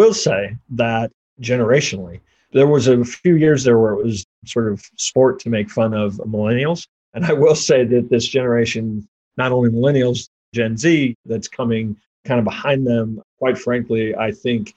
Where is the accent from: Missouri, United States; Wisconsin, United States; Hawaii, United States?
Missouri, United States; Kansas City; also born or lived in Cold Creek Canyon, Colorado; I grew up in Kansas City and have lived here all my life